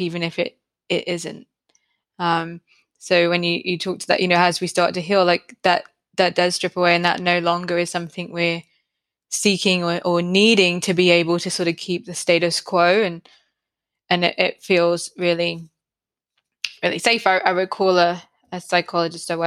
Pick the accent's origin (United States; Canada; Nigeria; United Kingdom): United Kingdom; now in Brisbane, Australia; I'm not from Australia originally. I'm from the UK